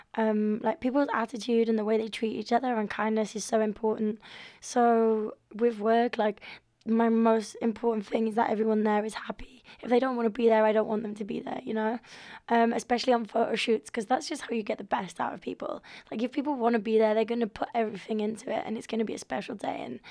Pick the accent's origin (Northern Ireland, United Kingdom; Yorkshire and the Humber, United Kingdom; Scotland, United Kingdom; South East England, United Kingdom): Yorkshire and the Humber, United Kingdom; York; I grew up in York